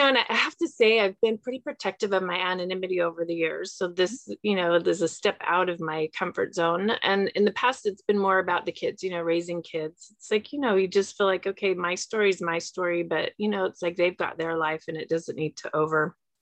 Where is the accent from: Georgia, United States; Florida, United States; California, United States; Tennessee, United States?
California, United States; Southern; also born or lived in Santa Monica; I grew up in Southern California. I was born in Santa Monica, so I'm local here to the Los Angeles area